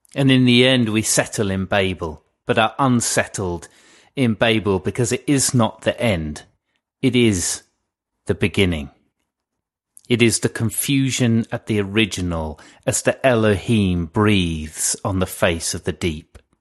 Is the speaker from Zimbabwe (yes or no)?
no; England, United Kingdom; now in Cornwall, United Kingdom; I am an Englishman in Cornwall